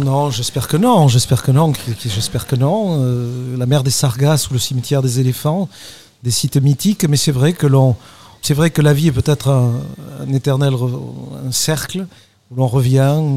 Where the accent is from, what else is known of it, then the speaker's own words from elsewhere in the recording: Libourne, Nouvelle-Aquitaine, France; also born or lived in Bordeaux; je suis né à Libourne, parce que je suis né à Libourne